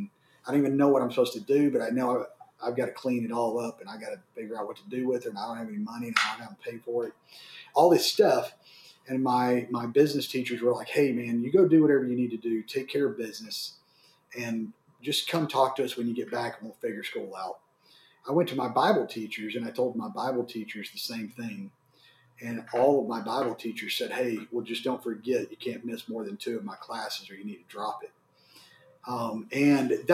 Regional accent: Waco, Texas, United States; also born or lived in Dallas; I grew up in Waco, Texas.

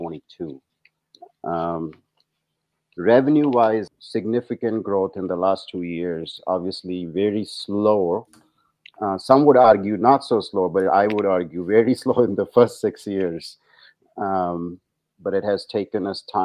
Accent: India; moved away as an adult; also born or lived in New Zealand / England; now in United States; I grew up in India, actually. Medical school was in India, but I did my residency and fellowship here in the States

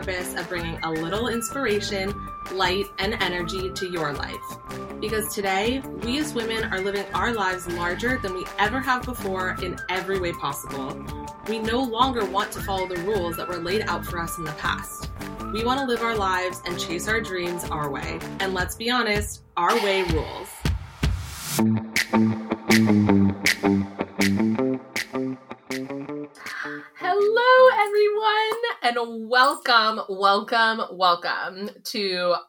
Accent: San Diego, California, United States; moved away as an adult; now in Boston area, United States; I grew up in California

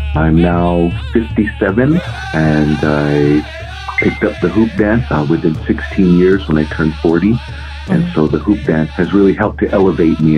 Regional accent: Hopi Nation, northeast Arizona, United States; I grew up on the Hopi Nation, uh, northeast Arizona, about uh, 70 miles north of Winslow

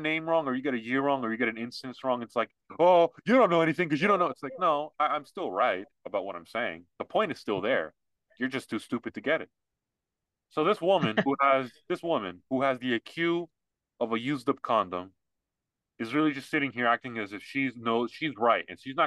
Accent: United States; I was born here.

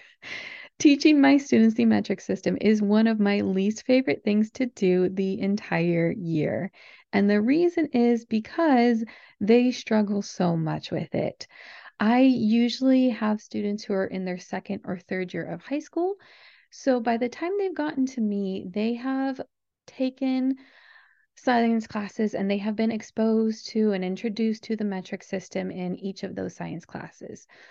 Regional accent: United States

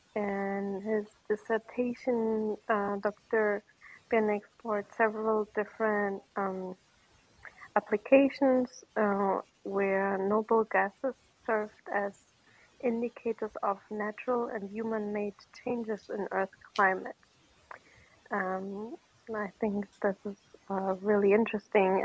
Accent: Bochum, North Rhine-Westphalia, Germany; moved away; I grew up in Bochum.

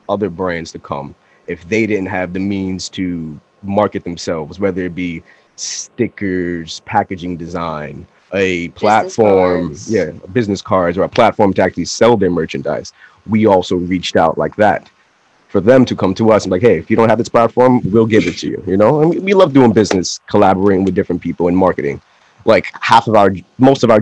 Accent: New York City, New York, United States; I'm from around Queensbridge, Ravenswood, Long Island City

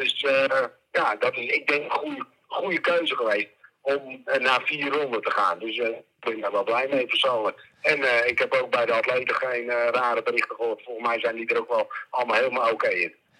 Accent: Netherlands; ons als Nederlanders

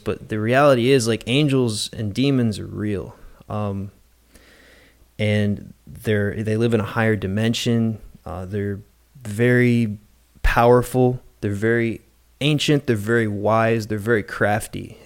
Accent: West Virginia, United States; now in Naples, United States; I'm from West Virginia originally

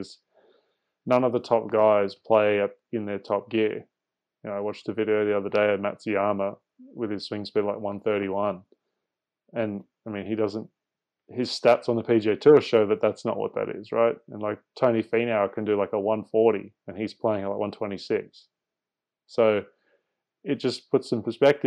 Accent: Australia; also born or lived in Singapore; growing up in Asia and seeing the waterways there, and then growing up after that in Australia, going to the beach a lot

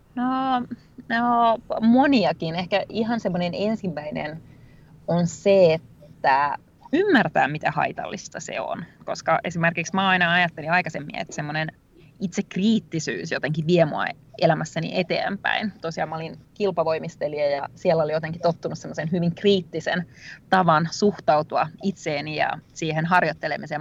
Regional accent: Rovaniemi, Lapland, Finland; mä oon tosiaan Rovaniemeltä kotoisin

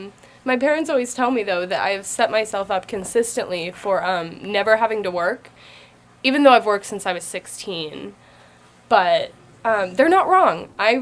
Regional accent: Cincinnati, Ohio, United States; Yeah, Cincinnati, Ohio.

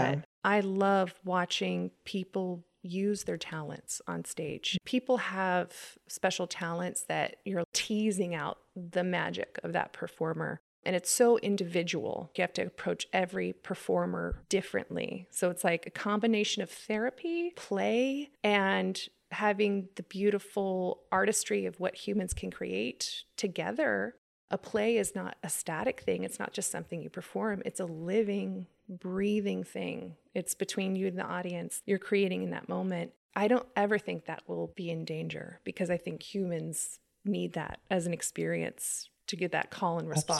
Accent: Placerville, California, United States; also born or lived in Bay Area; I was originally from the Bay Area, but we moved up to Placerville when I was 10. Did a lot of theater growing up and dance, and my mom had a dance studio.

